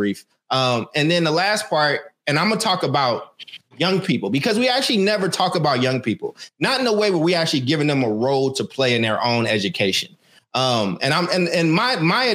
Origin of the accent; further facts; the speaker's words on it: Oakland, California, United States; also born or lived in Emeryville; I was in the wrong classes when I got to Emory High because I was coming from Oakland over to Emory